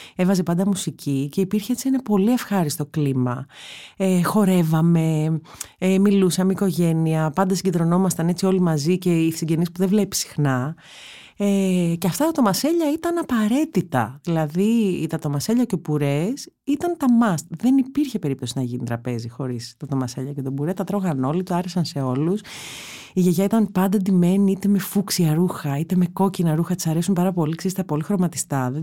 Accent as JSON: {"language": "Greek", "town": "Athens", "region": "Attica", "country": "Greece", "tie": "born or raised there", "said": "όλα τα παιδικά μου χρόνια ήταν στην Κυψέλη"}